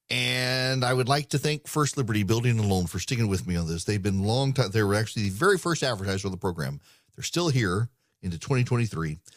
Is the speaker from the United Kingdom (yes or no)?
no; Dubai, United Arab Emirates; born or raised there